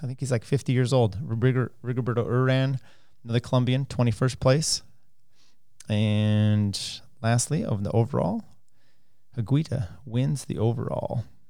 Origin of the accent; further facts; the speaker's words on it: United States; as an American